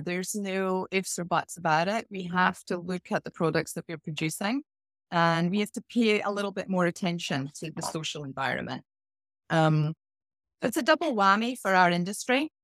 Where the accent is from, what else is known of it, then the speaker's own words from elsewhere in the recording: Scotland, United Kingdom; moved away; I started off my career in a small village in Scotland